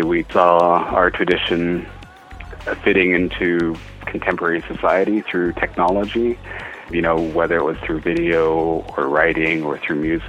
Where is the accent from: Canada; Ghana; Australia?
Canada; Lil'wat Nation, British Columbia; I come from the Lilwat Nation